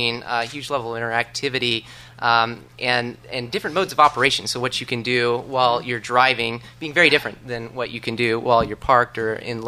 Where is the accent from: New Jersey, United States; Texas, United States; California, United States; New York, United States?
Texas, United States; Dallas; moved away; my hometown in Dallas